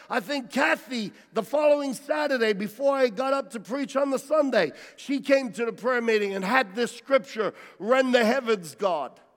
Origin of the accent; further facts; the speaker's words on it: United States; I'm an American and I'm proud to be American, and while I am genetically have DNA that has roots in Italy